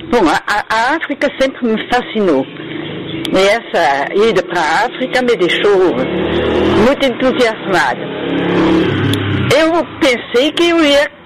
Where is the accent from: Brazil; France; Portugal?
France; Portuguese is a second language; also born or lived in Morocco; Eu nasci no Marrocos, mas não por, por eles de, de, de, eh, morar lá, é, por... É, é, negócio de serviço do meu pai. Não, não, não lembro de nada.